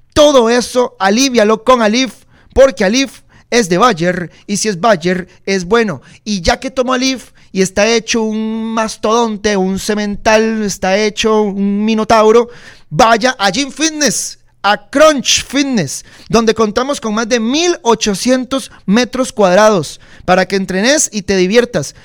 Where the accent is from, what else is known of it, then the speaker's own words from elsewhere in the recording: Costa Rica; Como buen tico